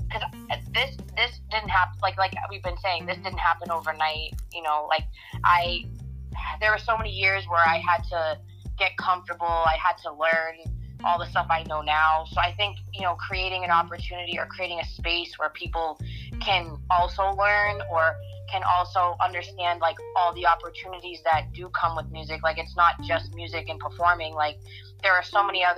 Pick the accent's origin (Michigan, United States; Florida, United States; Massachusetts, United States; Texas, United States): Massachusetts, United States; North Shore; I was raised in the North Shore. I mean, how much more in New England does it get than that?